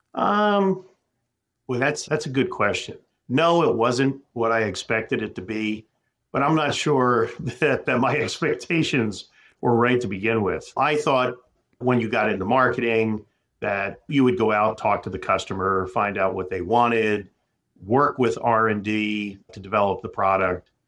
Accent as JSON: {"language": "English", "town": "Philadelphia", "region": "Pennsylvania", "country": "United States", "moved": "as an adult", "lives_now": "Minneapolis, United States", "said": "I'm a guy from Philadelphia."}